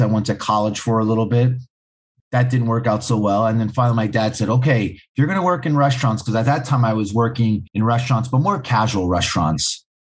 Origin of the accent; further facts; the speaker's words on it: New York City, New York, United States; am born born and raised right in the heart of Manhattan. I grew up in a neighborhood called Hell's Kitchen